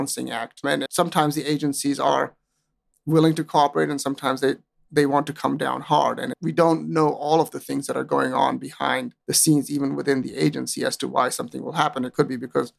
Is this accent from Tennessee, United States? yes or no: yes; Tennessee, United States; moved away as an adult; also born or lived in Pakistan (ancestry); now in Hong Kong; growing up in Tennessee